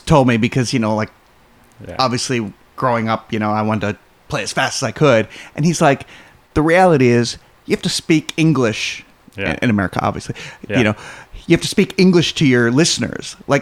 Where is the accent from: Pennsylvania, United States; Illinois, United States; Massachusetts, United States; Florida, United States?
Illinois, United States; Roselle; I grew up in Roselle, which is not too far from there